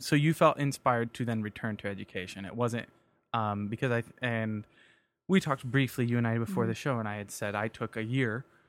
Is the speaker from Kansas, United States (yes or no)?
yes; Kansas, United States; I'm from Kansas.